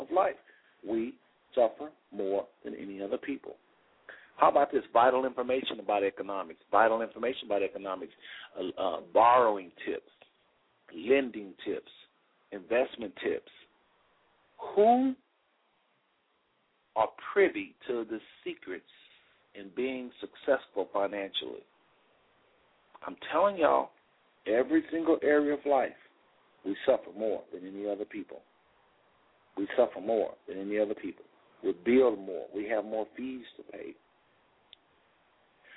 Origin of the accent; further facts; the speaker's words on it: Texas, United States; now in Cincinnati, United States; I'm from Texas, really, but I live in Cincinnati